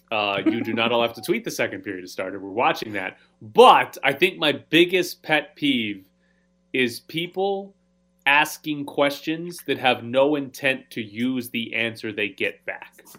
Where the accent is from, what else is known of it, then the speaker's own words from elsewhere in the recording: Mississippi, United States; I'm from Mississippi